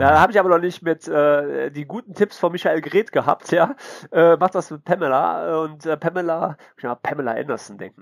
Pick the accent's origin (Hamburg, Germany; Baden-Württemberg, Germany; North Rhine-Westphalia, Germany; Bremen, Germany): North Rhine-Westphalia, Germany; Mönchengladbach; ich bin ja Gladbacher, ne? Also komme ich aus München Gladbach, ne? Also bin ja kein Kölner